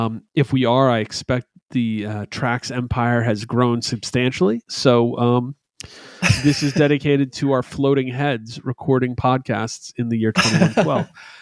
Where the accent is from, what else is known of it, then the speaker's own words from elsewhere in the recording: Albany, New York, United States; First, though, before I moved to New Jersey, before I came from New Jersey, I came from a place called Albany, New York. And in upstate New York, … is not a religion, but something more holy than that.